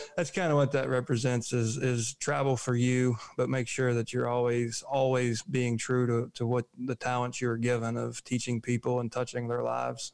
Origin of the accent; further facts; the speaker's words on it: United States; We're American.